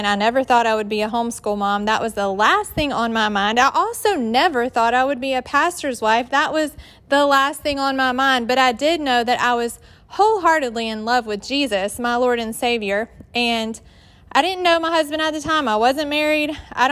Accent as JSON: {"language": "English", "region": "Georgia", "country": "United States", "accent": "southern drawl", "moved": "as an adult", "lives_now": "West Virginia, United States", "said": "I'm from Georgia, if you can't tell by my accent, that's southern drawl"}